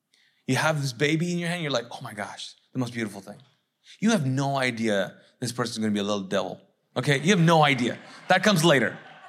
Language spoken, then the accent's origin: English; Kuwait; moved away; I don't have anything to go back to because I came from Kuwait, which was war-torn.